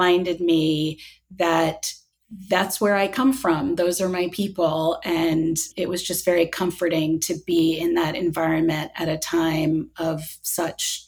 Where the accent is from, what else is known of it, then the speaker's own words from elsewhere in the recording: United States; an American Jew